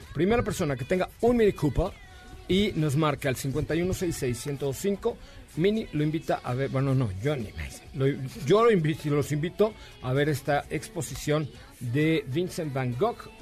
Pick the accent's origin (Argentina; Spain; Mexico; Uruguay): Mexico; Yucatán; soy yucateco.